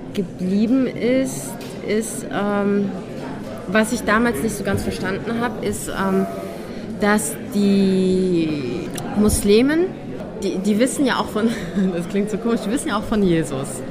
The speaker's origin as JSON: {"language": "German", "area": "a village near Cologne", "region": "North Rhine-Westphalia", "country": "Germany", "tie": "born or raised there", "accent": "Hochdeutsch", "moved": "as an adult", "lives_now": "Vienna, Austria", "said": "ich bin ja nicht in Köln äh, groß geworden, sondern in einem Dorf"}